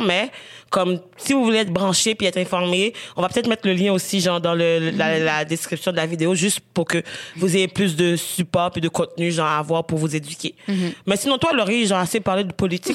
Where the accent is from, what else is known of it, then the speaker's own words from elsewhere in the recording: Haiti; now in Canada; j'ai grandi en Haïti, je suis partie genre peut-être genre je pense deux ans avant le tremblement de terre en Haïti.